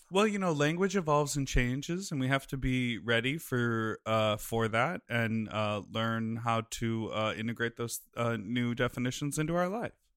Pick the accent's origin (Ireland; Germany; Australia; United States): United States; Evanston, Illinois; I grew up in Evanston, which is the town next to Wilmette